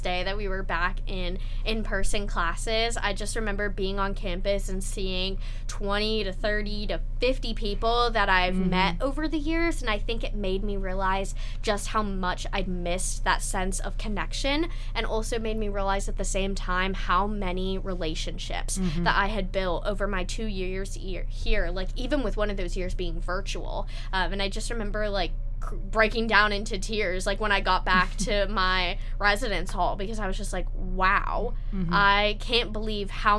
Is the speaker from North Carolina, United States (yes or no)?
yes; North Carolina, United States; moved away as an adult; now in Columbia, United States; I'm an out-of-state student. I'm from North Carolina